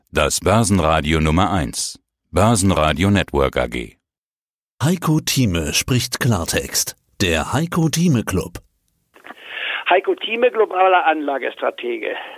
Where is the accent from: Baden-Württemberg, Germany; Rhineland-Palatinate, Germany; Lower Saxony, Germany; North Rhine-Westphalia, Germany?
Lower Saxony, Germany; Goslar; moved away as an adult; also born or lived in Leipzig / Tübingen / Edinburgh / Hamburg; bin dann im Goslar, der Reichsverein und Bauernstadt, nicht wahr, die über 1000 Jahre alt ist, aufgewachsen